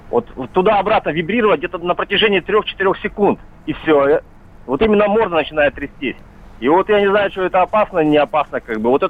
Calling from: Miass, Chelyabinsk Oblast, Russia; Я живу в Миасе, у нас семь собак на три квартиры

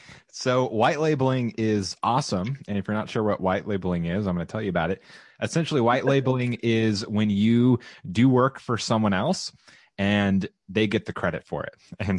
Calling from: Round Rock, Texas, United States; I am broadcasting from Central Texas in Round Rock, Texas, which is right outside of Austin.

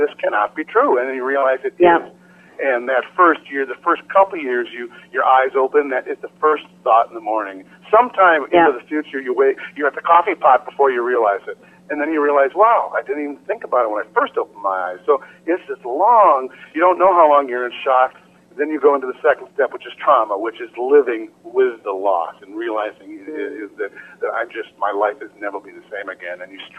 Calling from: Minnesota, United States; Minnesota, up in the Twin Cities, where the conference was this summer.

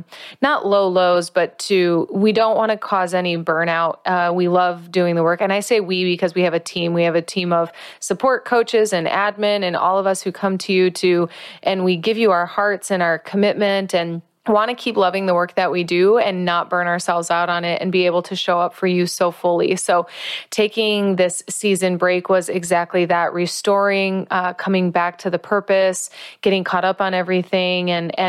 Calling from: La Fortuna, Alajuela, Costa Rica; I am calling in from Costa Rica. I am specifically calling in from La Fortuna, Costa Rica. I am practicing Spanish.

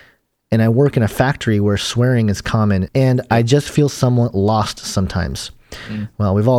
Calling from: Cambridge, Minnesota, United States; I'm from Cambridge, Minnesota, by the way.

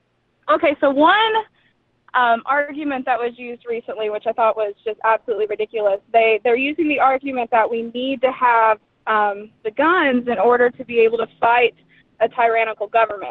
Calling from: Chattanooga, Tennessee, United States; I'm from Chattanooga, Tennessee.

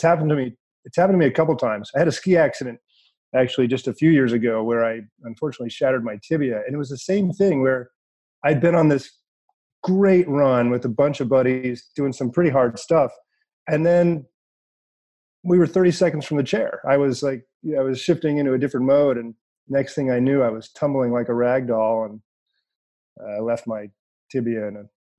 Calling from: California, United States; So, we're talking here from Northern California.

